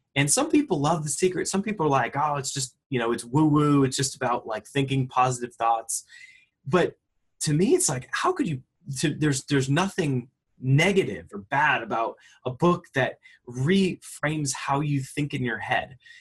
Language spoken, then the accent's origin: English; Connecticut, United States; I grew up in, in Connecticut and, you know, just uh, in a blue collar, you know, middle class home.